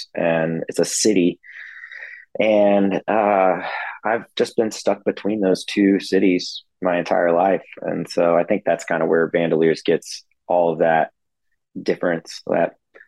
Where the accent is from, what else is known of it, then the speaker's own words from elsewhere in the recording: Fort Worth, Texas, United States; also born or lived in Dallas; I am from Fort Worth, which is called Cowtown.